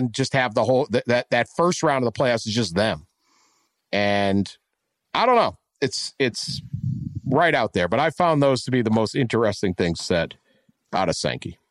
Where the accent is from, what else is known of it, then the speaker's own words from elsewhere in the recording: West Virginia, United States; I grew up in West Virginia